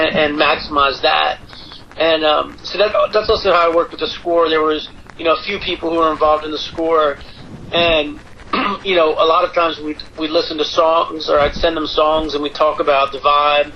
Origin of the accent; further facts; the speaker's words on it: Baltimore, Maryland, United States; moved away as an adult; also born or lived in New York / Los Angeles; I'm from the Baltimore area. I lived, when I moved out after college, I was up in New York for a couple of years, and then I was in L.A. for a decade.